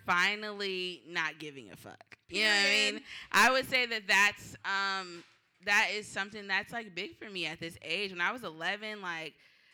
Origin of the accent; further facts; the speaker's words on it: Tacoma, Washington, United States; now in Seattle, United States; I'm from Tacoma, so let's get that out of the way. It's a 253